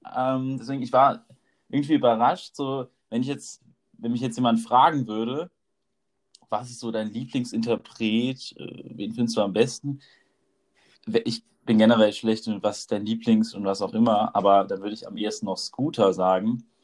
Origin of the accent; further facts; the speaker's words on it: near Mainz / Rheinhessen, Rhineland-Palatinate, Germany; wir beide kommen auf jeden Fall aus der Nähe von Mainz oder aus Mainz direkt. Und äh, bei uns in Rheinhessen